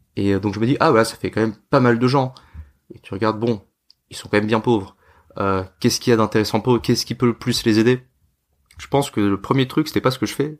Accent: France; moved away as an adult; also born or lived in Hong Kong / India; je suis français

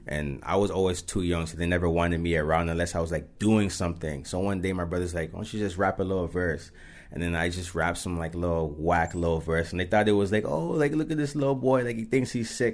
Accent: Mississauga, Ontario, Canada; as we grew up, it's like, yeah, I'm from Saga

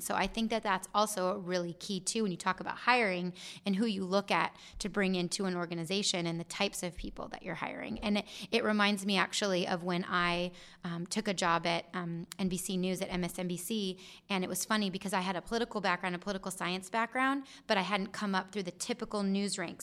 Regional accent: Gilbert, Arizona, United States; I'm from Gilbert. I love Gilbert

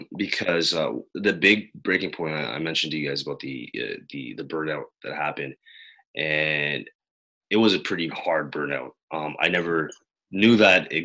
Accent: Quebec, Canada; I was born here in Canada, right, on the French side

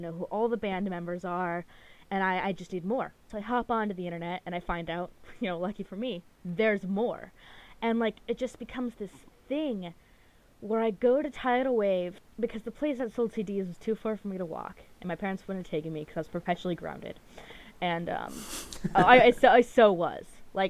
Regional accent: Anchorage, Alaska, United States; moved away; I grew up in Anchorage, and that is the biggest city in Alaska. It's, like, a pretty good-sized city. It's, like, 300,000. There's a ton of people there. But the problem is, the city is very spread out. It's very large, like, miles-wise.

